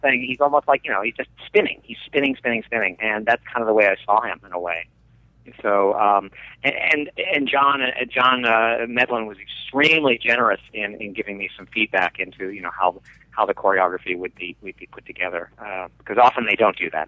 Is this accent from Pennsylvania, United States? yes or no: yes; Delmont, Pennsylvania, United States; the very small little rural town that I grew up in outside of Pittsburgh, Pennsylvania, called Delmont